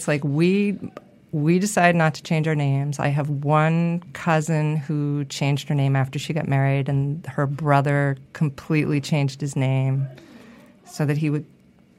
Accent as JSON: {"language": "English", "region": "Massachusetts", "country": "United States", "tie": "born or raised there", "said": "In Massachusetts."}